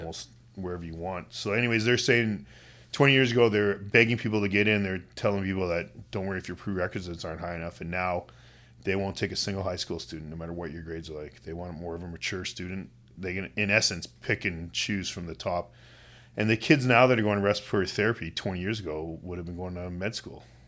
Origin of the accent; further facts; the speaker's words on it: West Kootenays, British Columbia, Canada; now in Kamloops, Canada; I grew up in the West Kootenays.